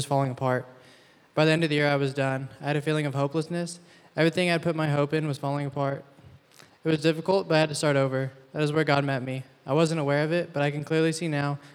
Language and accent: English; East Texas, United States; moved away as an adult; now in San Diego, United States; Grew up in a small town in East Texas, but now I'm a student athlete at Point Loma Nazarene University